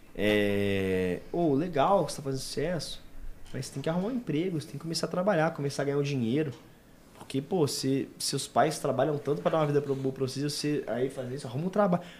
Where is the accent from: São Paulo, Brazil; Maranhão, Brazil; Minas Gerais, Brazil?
Minas Gerais, Brazil; Belo Horizonte; nós somos de BH